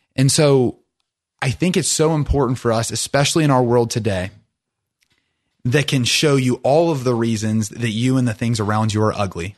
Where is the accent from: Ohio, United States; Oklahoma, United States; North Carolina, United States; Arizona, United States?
Ohio, United States; we grew up on the Ohio River